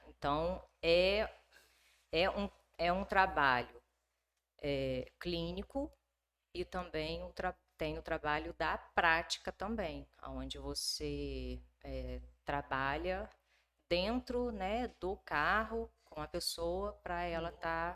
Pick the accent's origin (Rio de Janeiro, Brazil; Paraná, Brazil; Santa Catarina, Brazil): Rio de Janeiro, Brazil; moved away as an adult; also born or lived in Minas Gerais; now in Nova Venécia, Brazil; eu sou do Rio de Janeiro uhum. e vim a Nova Venécia a trabalho